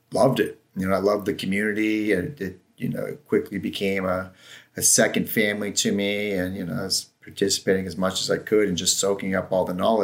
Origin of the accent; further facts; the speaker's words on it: Ohio, United States; moved away as an adult; also born or lived in San Francisco, California; now in Lake Tahoe, United States; I'm from Ohio